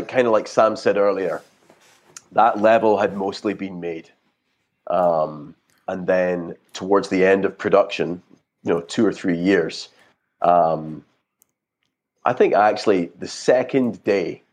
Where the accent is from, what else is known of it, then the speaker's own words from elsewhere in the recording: Scotland, United Kingdom; I'm originally from Scotland